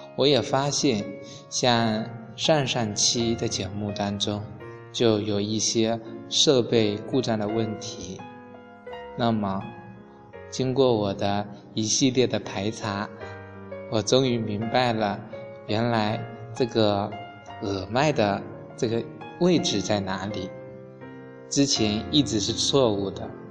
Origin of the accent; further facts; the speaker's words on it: China; 我们中国人